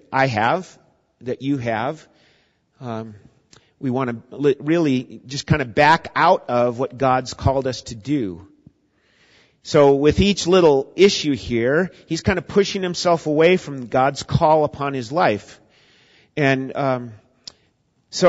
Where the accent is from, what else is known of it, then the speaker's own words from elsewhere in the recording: Minnesota, United States; I grew up in Minnesota